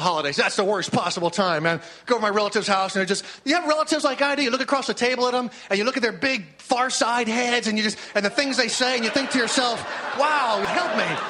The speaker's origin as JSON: {"language": "English", "town": "San Francisco", "region": "California", "country": "United States", "said": "I'm from San Francisco"}